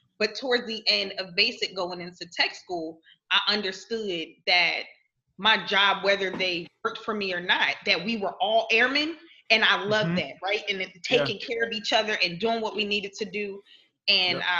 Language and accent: English; Philadelphia, Pennsylvania, United States; moved away; that's exactly where I'm from, South Philly